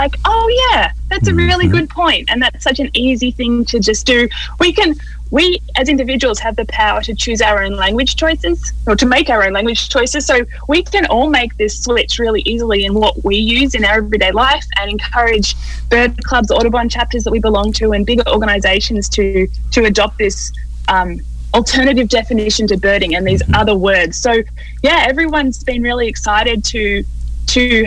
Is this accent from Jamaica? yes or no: no; Australia; moved away; growing up in Australia